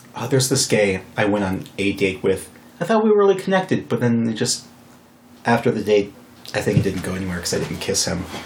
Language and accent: English; Wyoming, United States; also born or lived in Fargo, North Dakota; I was born in North Dakota, but I grew up in Wyoming.